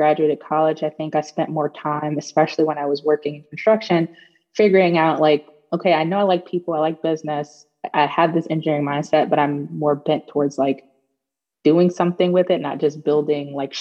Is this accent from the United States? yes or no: yes; New York City, New York, United States; moved away as an adult; also born or lived in Baltimore, Maryland; now in Charlottesville, United States; I'm from Brooklyn, New York. Born, raised, and educated in Brooklyn